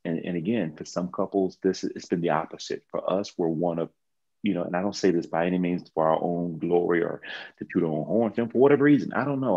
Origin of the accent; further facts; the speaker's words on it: Texas, United States; I'm from Texas